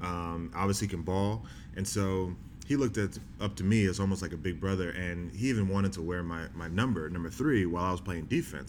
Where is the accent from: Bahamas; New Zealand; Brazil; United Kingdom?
Bahamas; because my parents are in the South. I'm from the Bahamas. I played ball in the South.